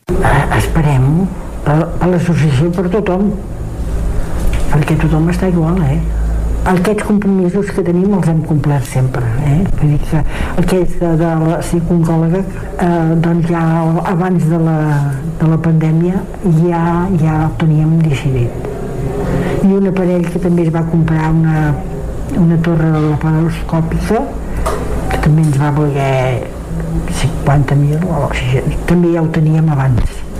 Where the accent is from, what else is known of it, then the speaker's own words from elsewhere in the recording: Osona, Catalonia, Spain; la comarca d'Osona és molt solidària, no n'hi ha gaires com la nostra